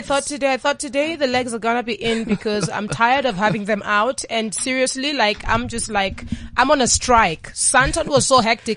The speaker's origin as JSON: {"language": "English", "country": "Kenya", "said": "I'm Kenyan"}